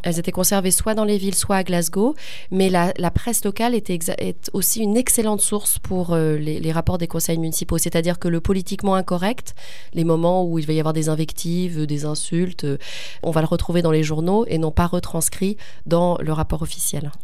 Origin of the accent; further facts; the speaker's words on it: France; first language French; le français est ma langue maternelle, et c'est là où j'ai passé, j'ai vécu le plus dans ma vie en France.